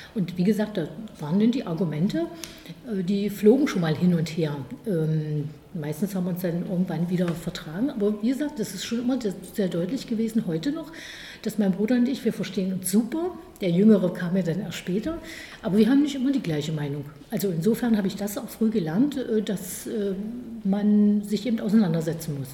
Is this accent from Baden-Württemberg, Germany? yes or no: no; Magdeburg, Saxony-Anhalt, Germany; moved away as an adult; also born or lived in Halle (Saale); now in Halle, Germany; Ich bin in Magdeburg aufgewachsen. Magdeburg ist meine Heimatstadt